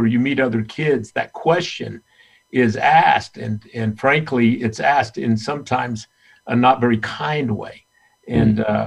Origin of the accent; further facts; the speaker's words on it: Utah, United States; living in Utah, frankly, was not very inviting, and there was not many kids of color, and so you know I would be the recipient of some bullying and tough language about being Mexican American